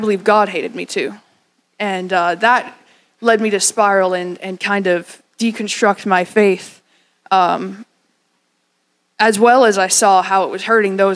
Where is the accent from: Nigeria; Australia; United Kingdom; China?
United Kingdom; Scotland; moved away; I'm the son of the Scottish man, by the way. I was born in Scotland.